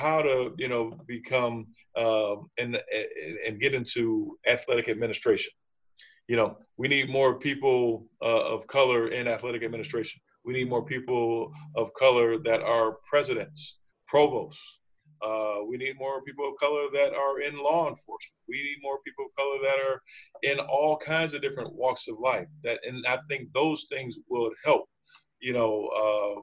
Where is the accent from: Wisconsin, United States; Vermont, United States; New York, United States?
New York, United States; Buffalo; growing up in Buffalo